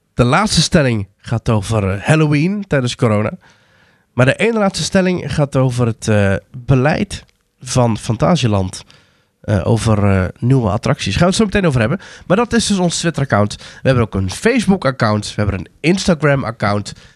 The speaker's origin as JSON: {"language": "Dutch", "region": "North Brabant", "country": "Netherlands", "tie": "born or raised there", "said": "ik kom natuurlijk uit Brabant, dus we gingen bijna nooit met schoolreis naar de Efteling"}